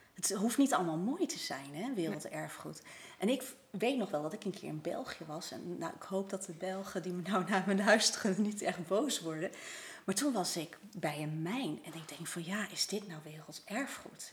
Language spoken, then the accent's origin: Dutch; Netherlands; wij Nederlanders